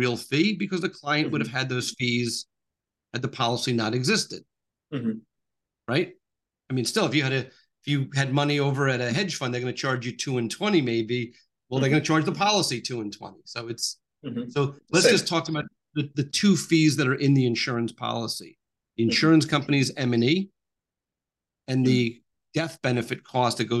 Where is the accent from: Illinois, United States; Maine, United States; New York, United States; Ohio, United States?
New York, United States; I'm from New York